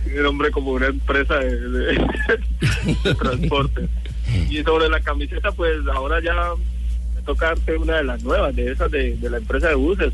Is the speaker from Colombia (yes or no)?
yes; Colombia; moved away; somos colombianos